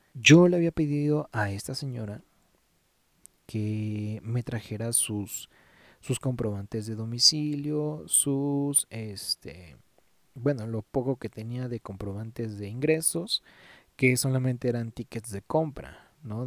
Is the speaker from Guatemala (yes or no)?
no; Mexico; somos buenos mexicanos